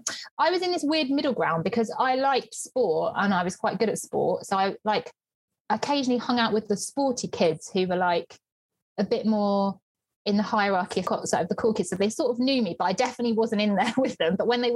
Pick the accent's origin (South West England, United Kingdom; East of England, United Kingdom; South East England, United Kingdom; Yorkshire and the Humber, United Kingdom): South East England, United Kingdom; Sussex; In my hometown in Sussex, and living with mum and dad, so up the road from us.